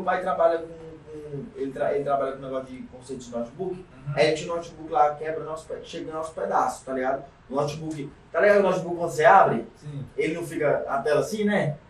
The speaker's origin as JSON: {"language": "Portuguese", "town": "Caucaia", "region": "Ceará", "country": "Brazil", "tie": "born or raised there", "said": "Vivi e nasci na Calcaia, tô até lá, até hoje"}